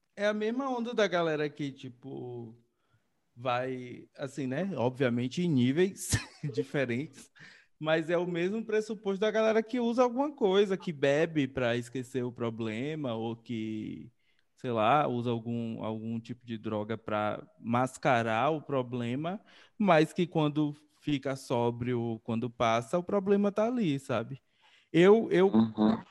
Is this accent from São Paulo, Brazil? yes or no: no; interior of Bahia, Brazil; sou do interior da Bahia